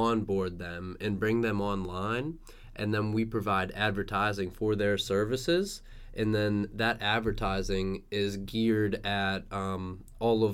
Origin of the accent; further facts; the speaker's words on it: Katanning, Pennsylvania, United States; also born or lived in Pittsburgh, Pennsylvania; I was born and raised in Katanning, Pennsylvania